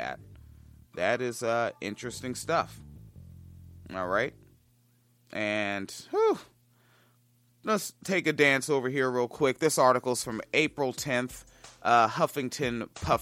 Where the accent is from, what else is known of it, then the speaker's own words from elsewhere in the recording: Washington, United States; moved away; I grew up in Washington State, right, where, school ended mid to late June